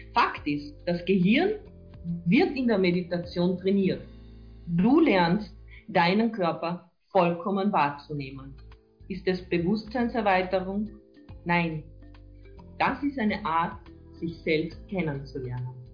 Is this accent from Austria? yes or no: yes; near Lake Wörthersee, Carinthia, Austria; also born or lived in Villach; Ich bin gebürtige Kärntnerin, aufgewachsen in der Nähe vom schönen Wörthersee